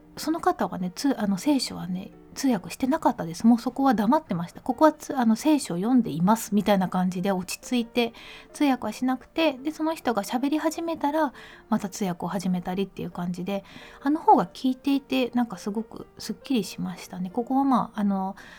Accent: Mie, Japan; 私の出身地の三重県

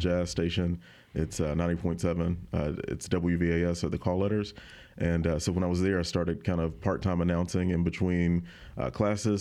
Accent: Autauga County, Alabama, United States; moved away as an adult; now in Baton Rouge, United States; I grew up in Otago County.

